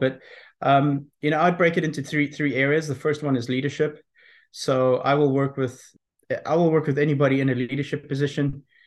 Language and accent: English; South Africa; also born or lived in Belfast, Northern Ireland; I was born in Belfast, Northern Ireland. Um, left there when I was six uh, with my parents. We went to South Africa.